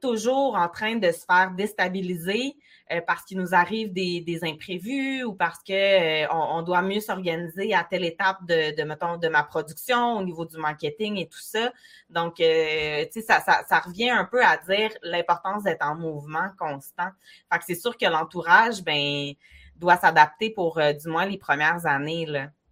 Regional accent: Baie-Comeau, Quebec, Canada; moi, je suis native de Bécomo

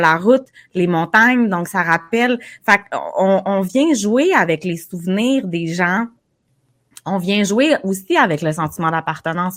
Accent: Baie-Comeau, Quebec, Canada; je suis native de Bécomo

